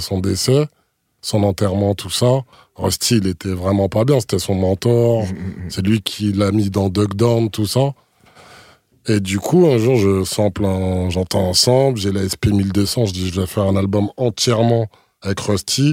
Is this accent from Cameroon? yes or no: no; Martinique; de chez moi en Martinique